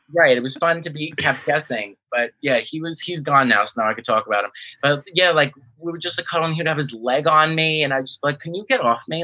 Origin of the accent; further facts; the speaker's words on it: New York City, New York, United States; I'm from New York, and you know kind of like my hometown show